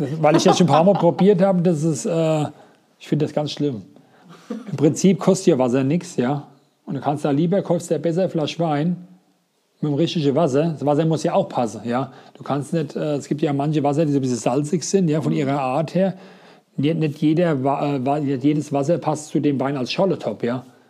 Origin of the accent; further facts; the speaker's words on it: Rheinhessen, Rhineland-Palatinate, Germany; Bei uns in Rheinhessen